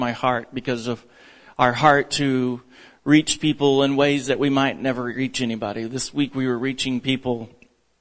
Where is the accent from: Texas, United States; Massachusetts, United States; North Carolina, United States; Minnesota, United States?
Texas, United States; moved away; I'm still a Texan at heart